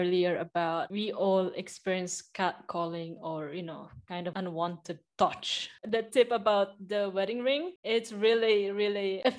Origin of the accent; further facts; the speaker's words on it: Philippines; because, well, I'm Asian, I'm Filipino